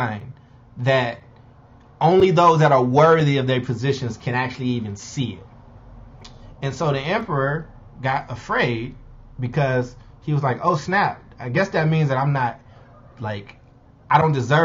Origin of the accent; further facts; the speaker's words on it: Chicago, Illinois, United States; my hometown of Chicago